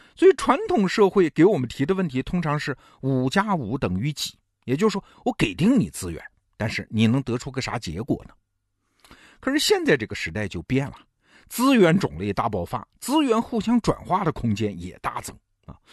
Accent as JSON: {"language": "Chinese", "country": "China", "said": "我们中国人"}